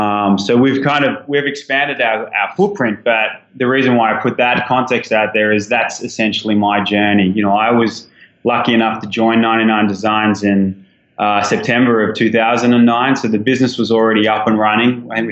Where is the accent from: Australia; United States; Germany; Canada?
Australia; obviously my accent gives something away. So I'm an Aussie guy